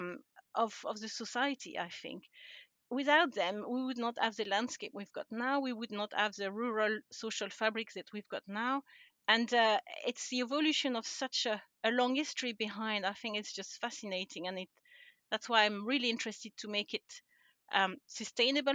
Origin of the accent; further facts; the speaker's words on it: France; English is a second language; moved away as an adult; also born or lived in United Kingdom; now in Scotland, United Kingdom; So I'm originally from France. And I don't think I've lost my accent after all these years.